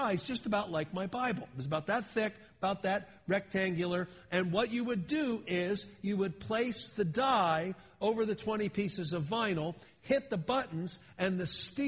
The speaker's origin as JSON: {"language": "English", "town": "Philadelphia", "region": "Pennsylvania", "country": "United States", "tie": "born or raised there", "also_born_or_lived": "Miami, Florida", "moved": "as an adult", "lives_now": "California, United States", "said": "I've been in California now since 1980, a long time, but I grew up back east. I grew up in Philadelphia"}